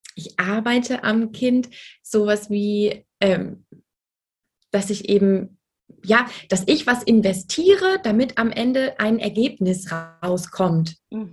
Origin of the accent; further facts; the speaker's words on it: Frankfurt, Hesse, Germany; ich komme aus Frankfurt